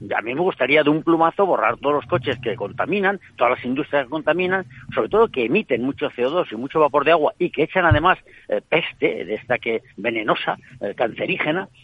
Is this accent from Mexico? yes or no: no; Spain; me siento europeo y además español